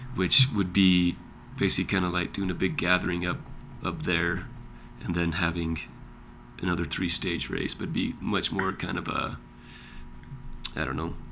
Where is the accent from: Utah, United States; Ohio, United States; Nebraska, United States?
Utah, United States; Monticello; I grew up here in Monticello.